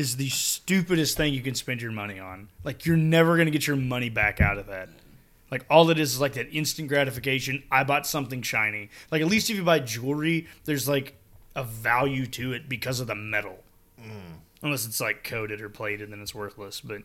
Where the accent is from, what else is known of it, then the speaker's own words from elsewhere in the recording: Texas, United States; as a Texan